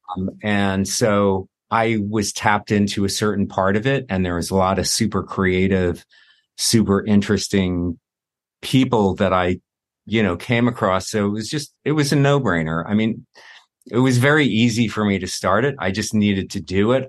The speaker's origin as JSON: {"language": "English", "region": "New Jersey", "country": "United States", "tie": "born or raised there", "also_born_or_lived": "New York", "moved": "as an adult", "lives_now": "Los Angeles, United States", "said": "I lived in New York for twenty years, and I grew up in Jersey"}